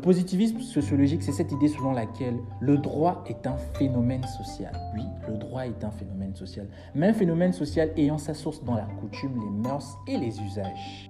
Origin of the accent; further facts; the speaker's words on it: Gabon; je suis gabonais, je vis au Gabon, je suis étudiant à l'université Omar Bongo